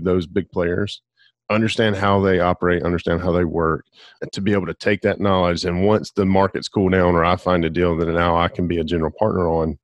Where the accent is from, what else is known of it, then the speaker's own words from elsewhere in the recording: Alabama, United States; now in Pensacola, United States; born and raised in Alabama